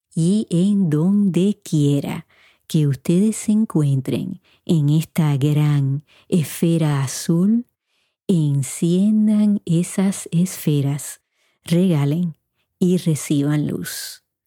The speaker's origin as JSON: {"language": "Spanish", "country": "Puerto Rico", "tie": "born or raised there", "also_born_or_lived": "Indiana", "moved": "as an adult", "said": "Yo me fui de Puerto Rico a los 18 años para Indiana y yo no sabía un inglés fluido, tenía un inglés básico"}